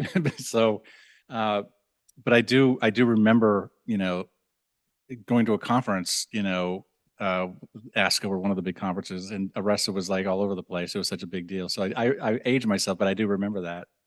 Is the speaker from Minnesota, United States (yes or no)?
yes; Minnesota, United States; I'm from Minnesota